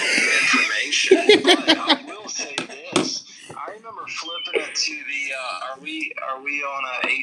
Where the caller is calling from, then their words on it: Blythewood, South Carolina, United States; I am from Blythewood, South Carolina.